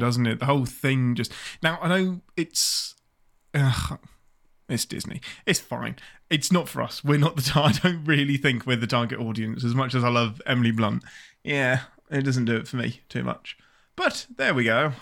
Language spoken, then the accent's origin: English; England, United Kingdom; I'm the Englishman